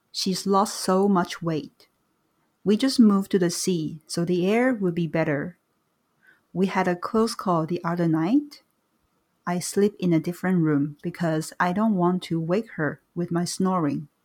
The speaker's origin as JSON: {"language": "English", "country": "Iran", "moved": "yes", "lives_now": "United Kingdom", "said": "I left Iran 18 years ago and went to Britain. I felt that I had to leave because the war had just ended"}